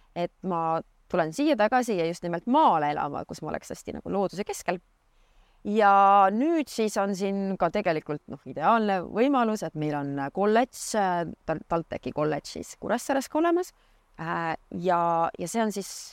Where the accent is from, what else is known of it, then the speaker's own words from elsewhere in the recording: Saare County, Estonia; also born or lived in Tartu; mina olen tegelikult põline saarlane